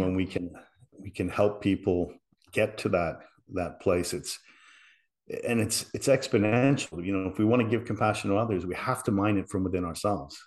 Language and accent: English; Liverpool, North West England, United Kingdom; moved away; I was from England, you know, I was from Liverpool